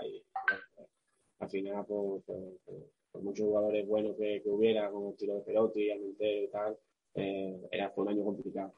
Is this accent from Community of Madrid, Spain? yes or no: no; Seville, Andalusia, Spain; moved away as an adult; also born or lived in Eibar; somos sevillanos